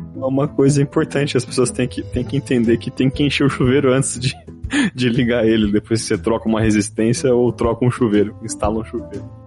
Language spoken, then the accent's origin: Portuguese; Osasco, São Paulo, Brazil; A minha, a minha casa, quando eu morava, quando eu era jovem, minha infância lá em Osasco